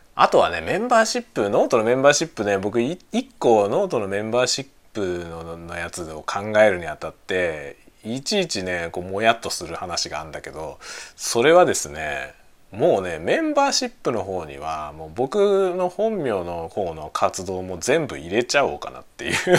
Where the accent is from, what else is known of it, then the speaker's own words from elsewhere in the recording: Kanto, Japan; first language Japanese; also born or lived in Osaka; now in Sapporo, Japan; 僕はね今の札幌に住んでるけどあの出身は関東なんですよ